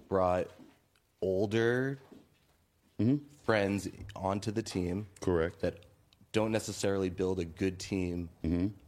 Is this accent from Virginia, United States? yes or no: no; Massachusetts, United States; Okay, so I am from the East Coast, mm-hmm. hash brown town, mm-hmm. very close to Boston.